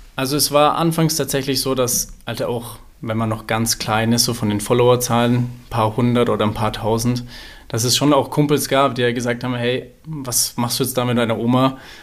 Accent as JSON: {"language": "German", "town": "Nuremberg", "region": "Bavaria", "country": "Germany", "said": "Ich komme ja aus Nürnberg."}